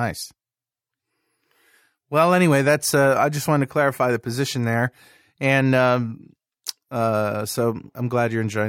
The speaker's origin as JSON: {"language": "English", "town": "Brooklyn", "region": "New York", "country": "United States", "tie": "born there", "said": "We were living in Nova Scotia, Canada, and I was born in Brooklyn, New York, so we called our company Brooklyn North Software Works."}